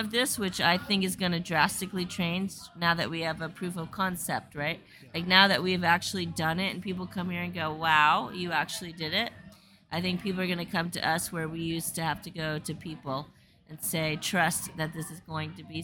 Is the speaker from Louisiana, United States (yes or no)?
no; South Florida, United States; I grew up in South Florida